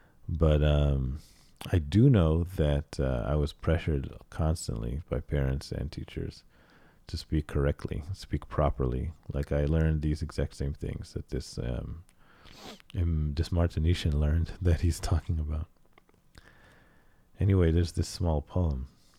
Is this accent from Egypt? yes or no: yes; Cairo, Cairo Governorate, Egypt; born there; My family's from Egypt. I was born in Cairo.